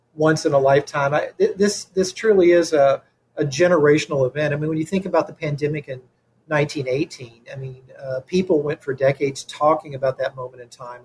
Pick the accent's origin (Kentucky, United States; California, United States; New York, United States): Kentucky, United States; now in Elgin, United States; I'm originally from Kentucky.